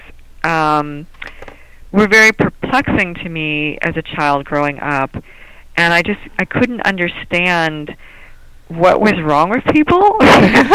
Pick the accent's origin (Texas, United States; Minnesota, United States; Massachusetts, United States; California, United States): California, United States; Southern; I was born in California